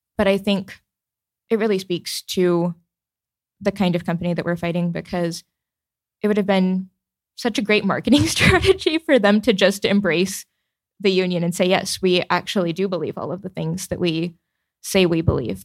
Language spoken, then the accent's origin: English; the South, United States; as a Southerner